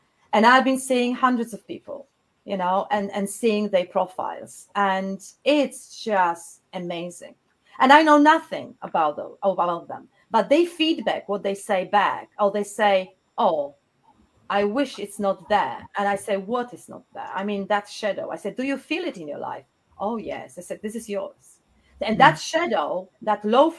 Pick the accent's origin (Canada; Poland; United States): Poland; Poznań, Greater Poland; English is a second language; moved away as an adult; now in South England, United Kingdom; I was born in Poznań, a beautiful city in Poland, in West Poland